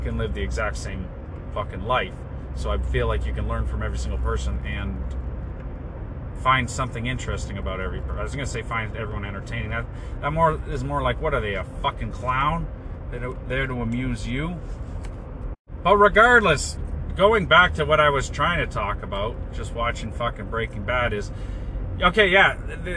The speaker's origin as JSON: {"language": "English", "town": "Brampton", "region": "Ontario", "country": "Canada", "tie": "born or raised there", "said": "I was born in Brampton"}